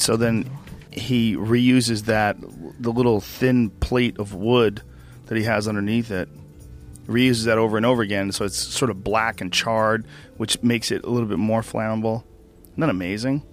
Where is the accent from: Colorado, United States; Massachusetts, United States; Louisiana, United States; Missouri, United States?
Massachusetts, United States; Boston; now in Los Angeles, United States; where I grew up in Boston